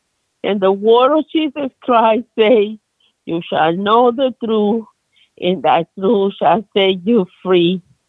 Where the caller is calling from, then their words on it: North Carolina, United States; I'm calling from North Carolina.